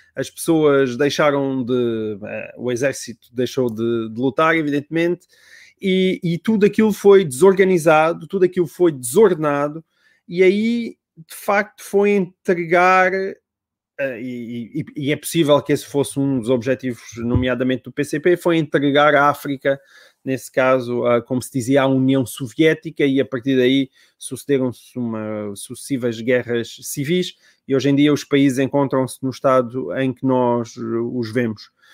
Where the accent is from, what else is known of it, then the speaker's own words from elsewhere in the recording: Portugal; como, como português